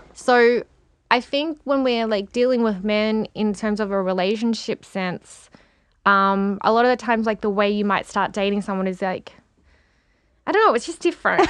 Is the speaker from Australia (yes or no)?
yes; Melbourne, Victoria, Australia; moved away; also born or lived in Perth; I was born in Perth, but, um, my family moved to Melbourne when I was still a baby. So Melbourne's my hometown